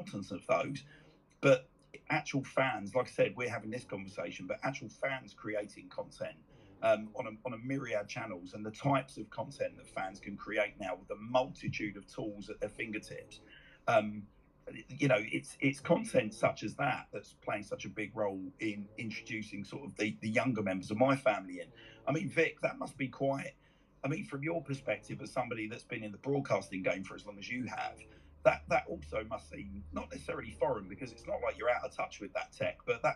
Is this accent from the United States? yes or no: no; London, United Kingdom; me as a Londoner